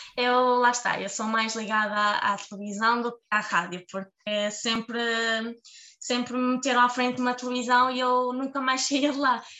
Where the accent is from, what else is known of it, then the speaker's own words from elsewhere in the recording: Marco de Canaveses, Norte, Portugal; gosto muito de Marcanavês, gosto muito da minha terra